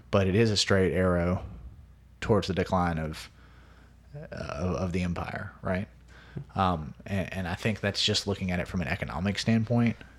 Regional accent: United States; being an American

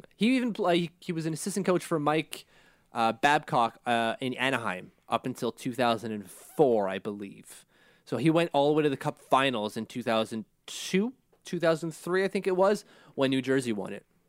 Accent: Canada; I'm Canadian

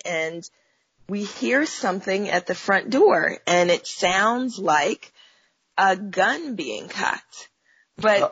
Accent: Oakland, California, United States; now in Los Angeles, United States; I'm from Oakland, California, and I was born in the 70s, even though that uh, still makes me 29, right? Um, but, you know, being raised um, in what's, you know, most of us in Oakland call the Panther Cub generation

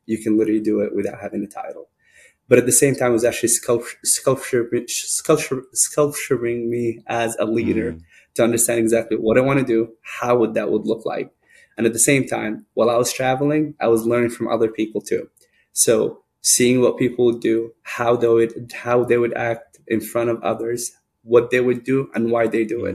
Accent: Sudan; now in United States; I grew up in Sudan, uh, which is northeast of northeast of Africa

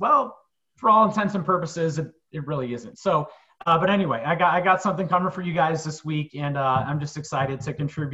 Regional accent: Chicago, Illinois, United States; born and raised in Chicagoland

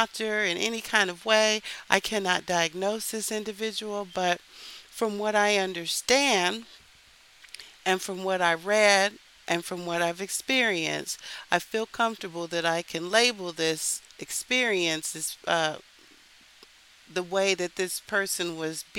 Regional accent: Texas, United States; now in Philadelphia, United States; I grew up in Texas

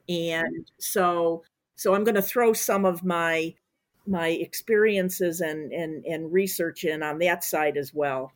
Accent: Chicago, Illinois, United States; I, I'm from Chicago

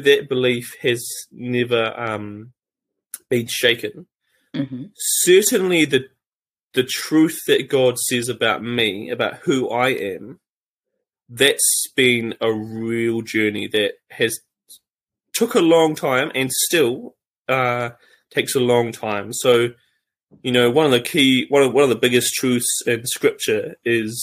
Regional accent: New Zealand; also born or lived in Cambodia; I became different than a typical New Zealand boy. And so when I came back from Cambodia when I was 16 to New Zealand

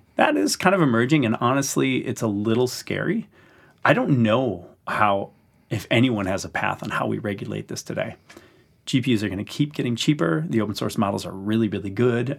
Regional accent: Wisconsin, United States; moved away; I'd spend falls in my hometown of Wisconsin

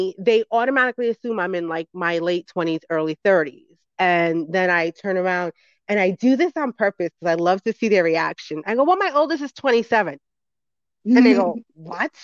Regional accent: New York City, New York, United States; I grew up in the Bronx, New York.

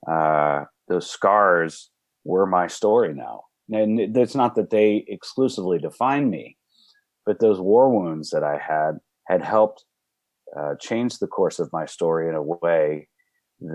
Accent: Dallas, Texas, United States; also born or lived in Austin, Texas / Fort Worth, Texas; Now we are in Fort Worth. I grew up in Dallas.

